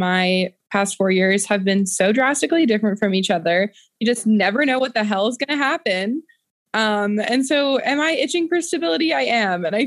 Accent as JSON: {"language": "English", "town": "Monroe", "region": "Washington", "country": "United States", "tie": "born or raised there", "moved": "yes"}